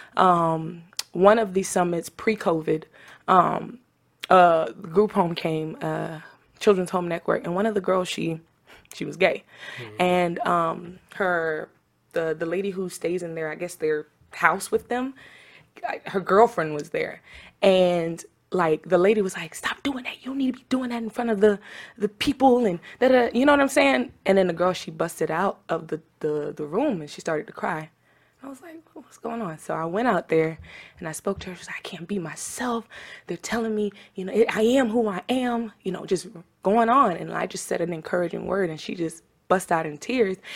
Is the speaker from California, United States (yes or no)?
no; Tampa, Florida, United States; also born or lived in Trinidad and Tobago; I'm from Tampa, Florida, by way of Trinidad and Tobago, so I represent the Caribbean islands.